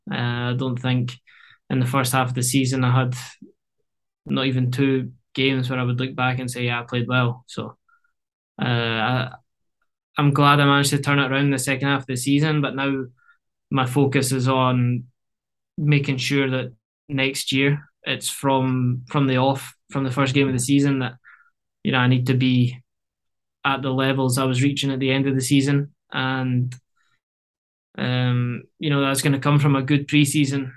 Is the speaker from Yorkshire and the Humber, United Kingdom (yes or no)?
no; Scotland, United Kingdom; moved away as an adult; now in Canada; getting back to Scotland